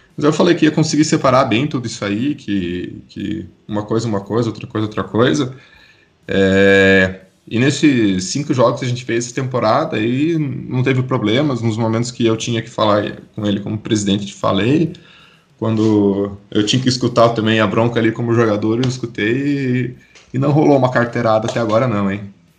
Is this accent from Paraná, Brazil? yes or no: yes; Curitiba, Paraná, Brazil; moved away as an adult; now in Campinas, Brazil; eu sou de Curitiba, vim para Campinas em 2015 fazer faculdade aqui na Unicamp